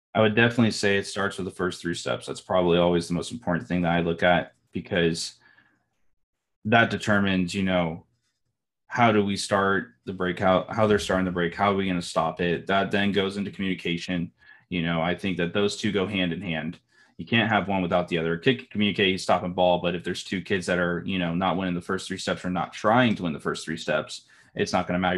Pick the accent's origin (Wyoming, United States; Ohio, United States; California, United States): California, United States; Bakersfield; I'm from Bakersfield, California